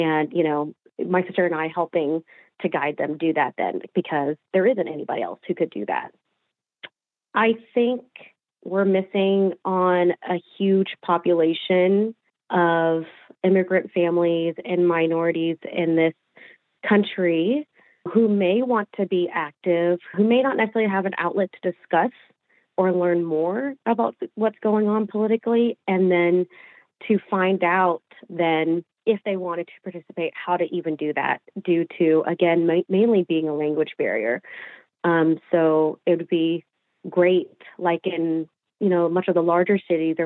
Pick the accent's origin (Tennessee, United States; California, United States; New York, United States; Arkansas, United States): Arkansas, United States; Fort Smith; moved away as an adult; I am from Fort Smith, Arkansas.